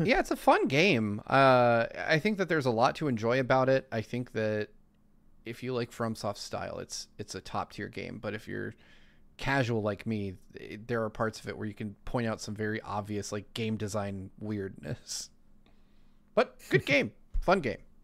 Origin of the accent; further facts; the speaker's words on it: Lancaster, California, United States; I grew up in Lancaster, California.